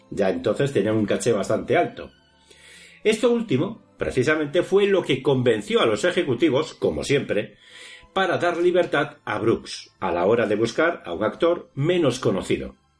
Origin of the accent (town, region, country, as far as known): Spain